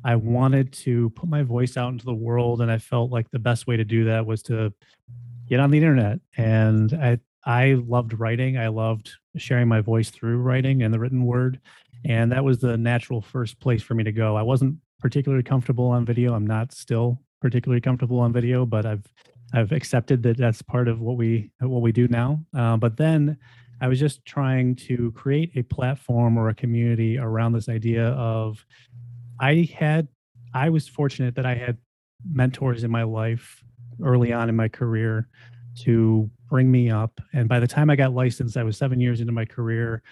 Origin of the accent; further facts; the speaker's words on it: Buffalo, New York, United States; also born or lived in Syracuse, New York; came back to my hometown of Buffalo, New York, and have basically been living and working here ever